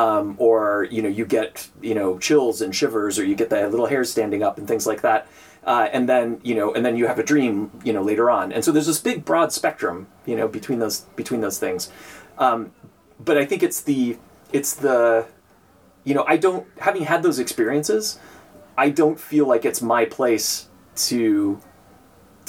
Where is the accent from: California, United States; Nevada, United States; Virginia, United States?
Nevada, United States; Northern; I grew up in Northern Nevada